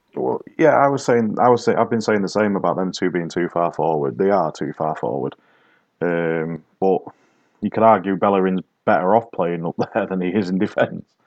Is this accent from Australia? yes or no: no; the North of England, United Kingdom; accent: Northern; It's my Northern accent.